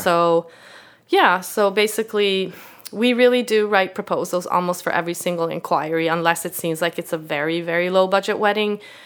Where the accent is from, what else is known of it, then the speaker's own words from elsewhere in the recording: Sweden; English is a second language; moved away as an adult; also born or lived in Canada / Italy; now in United States; I grew up in Sweden where you're not supposed to be, like, boastful